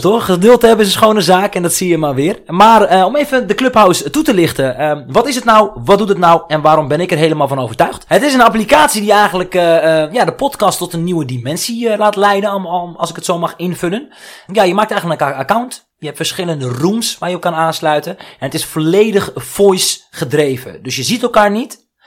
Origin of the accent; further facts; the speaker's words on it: Netherlands; ik ben geboren in Nederland, maar ik heb een Marokkaanse cultuur